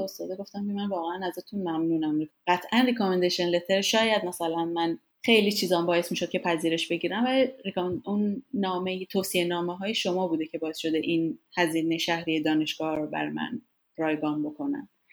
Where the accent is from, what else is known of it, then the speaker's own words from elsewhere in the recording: Iran; moved away as an adult; also born or lived in United States / Denmark; از ایران اومدم بیرون